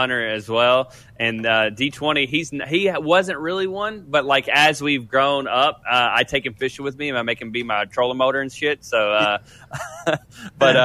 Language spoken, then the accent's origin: English; the South, United States; We grew up in the South